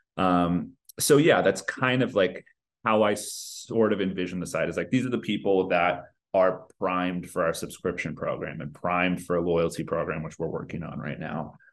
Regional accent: Northern California, United States; also born or lived in Los Angeles; I grew up in Northern California, always lived in California, but right now based

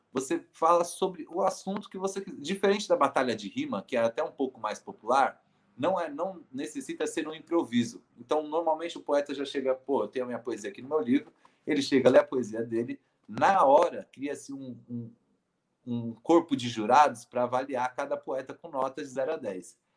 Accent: São Paulo, Brazil; eu disse que nasci no Hospital Germelino Matarazzo, mas vivi boa parte da minha vida é, no Jardim São Carlos, que é um bairro, é, que é uma quebrada dentro do bairro de São Miguel Paulista, na Zona Leste

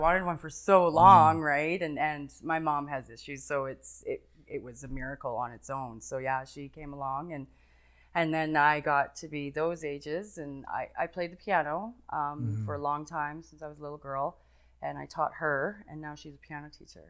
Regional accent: Calgary, Alberta, Canada; Well, I was born and raised here.

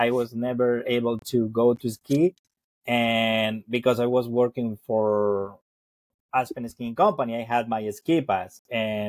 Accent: Argentina; moved away as an adult; also born or lived in Colorado, United States; I was born and raised in Argentina

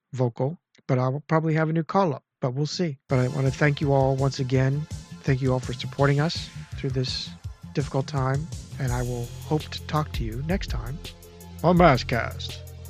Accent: Clearfield / State College area, Pennsylvania, United States; moved away as an adult; now in central Maryland, United States; I'm just about four hours south of my hometown

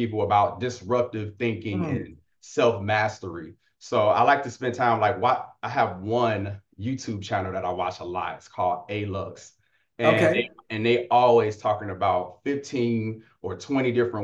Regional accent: Gary, Indiana, United States; I am from Gary, Indiana

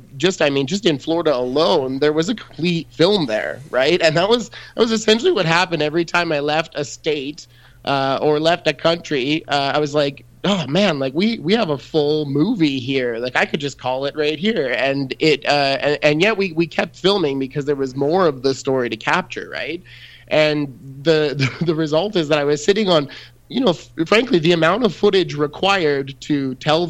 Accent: Red Deer, Alberta, Canada; I grew up in Red Deer, Alberta

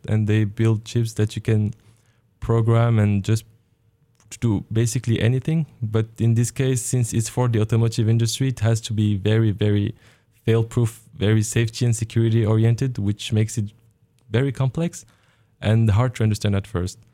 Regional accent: Morocco; moved away as an adult; also born or lived in France / Germany; now in Oregon, United States; I was born in Morocco. I did, uh, my education there. I was in French schools and after, uh, I had my high school degree. I moved to France for higher education

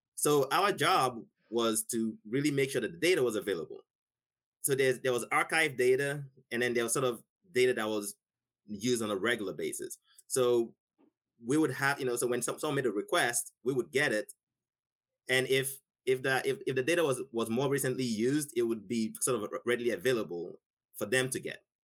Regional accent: Nigeria; now in United States; I grew up in Nigeria, never touched a computer in my life.

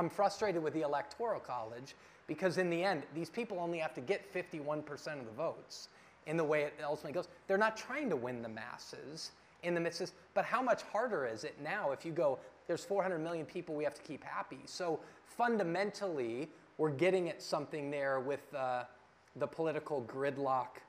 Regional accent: Denver, Colorado, United States; moved away; I'm originally from Denver, and I was at home with family this weekend, and all my family's there

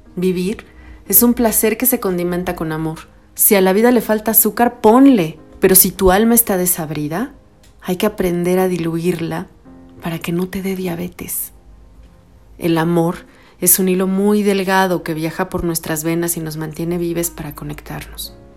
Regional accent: Mexico City, Mexico; crecí en la Ciudad de México durante los años 80 en el mero cruce de insurgentes y reforma

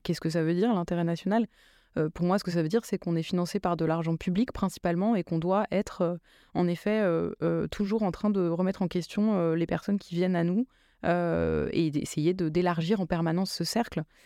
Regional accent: Drancy, Île-de-France, France; moved away as an adult; now in Marseille, France; j'ai grandi euh, en Seine-Saint-Denis et, avant d'arriver à Marseille, je, vivais à Drancy, qui est justement la ville où j'ai grandi.

